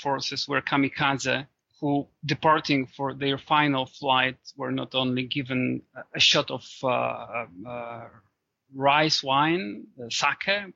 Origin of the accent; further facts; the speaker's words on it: Poland; my home country, Poland